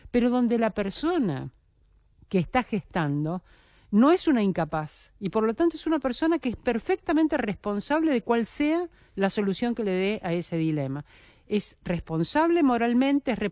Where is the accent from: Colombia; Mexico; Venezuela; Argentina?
Argentina; Buenos Aires; also born or lived in General Rodríguez; pues yo puedo decir, soy porteña, pero mi raíz está en ese